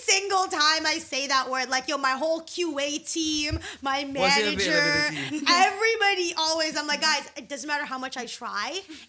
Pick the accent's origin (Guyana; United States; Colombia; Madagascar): Guyana; accent: West Indian; I am West Indian. I don't, like, THs don't exist to me.